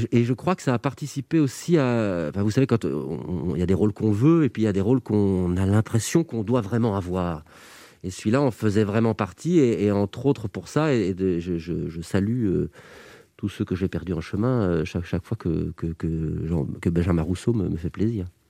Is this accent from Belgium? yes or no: yes; Belgium; quand on est belge